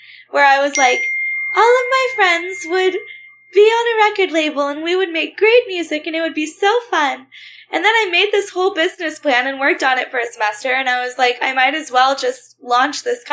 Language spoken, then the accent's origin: English; United States; also born or lived in South Texas / South Louisiana; I grew up in South Texas and South Louisiana in the Bible Belt